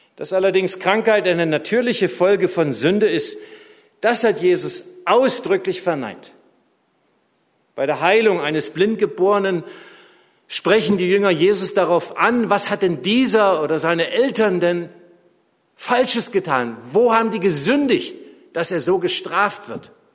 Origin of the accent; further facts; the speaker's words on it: Tübingen, Baden-Württemberg, Germany; moved away; meiner alten Heimatstadt Tübingen